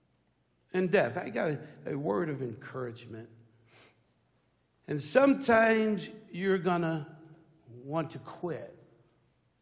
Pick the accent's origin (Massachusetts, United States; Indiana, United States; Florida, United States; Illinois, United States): Illinois, United States; Chicago; I grew up in Chicago, Illinois